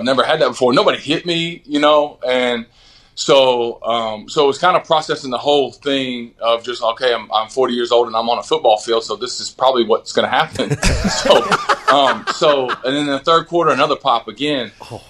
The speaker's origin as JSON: {"language": "English", "region": "Texas", "country": "United States", "tie": "born or raised there", "said": "growing up in Texas"}